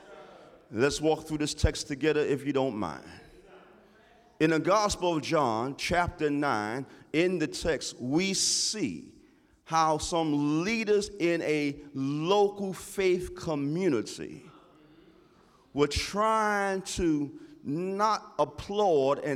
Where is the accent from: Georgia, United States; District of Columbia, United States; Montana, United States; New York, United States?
New York, United States; New York City; growing up in Harlem